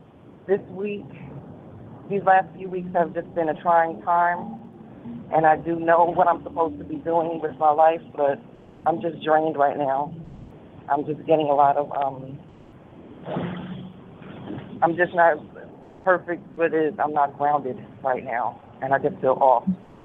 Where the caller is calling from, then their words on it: New York City, New York, United States; I'm calling from New York City.